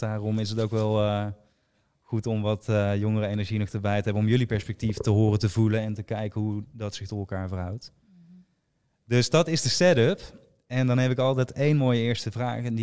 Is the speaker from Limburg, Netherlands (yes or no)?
yes; Weert, Limburg, Netherlands; ik kom uit Weer, dus we hebben de allergrootste